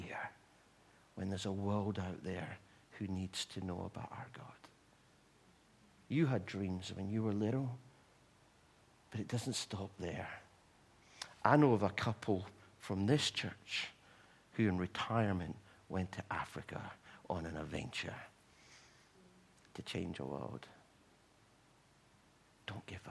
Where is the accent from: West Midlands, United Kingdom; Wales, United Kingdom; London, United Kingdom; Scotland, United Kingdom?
Scotland, United Kingdom; Livingston; moved away as an adult; now in England; I was going back to my hometown, Livingston, and I put a message out on Facebook to say, I'm back home.